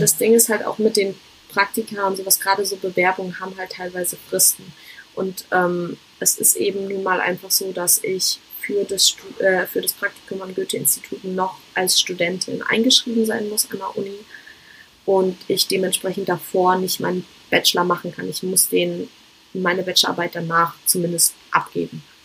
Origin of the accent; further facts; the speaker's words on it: Germany; moved away; Ich möchte zurück nach Deutschland, um meine Freunde, meine Familie, vor allem meine Katze zu sehen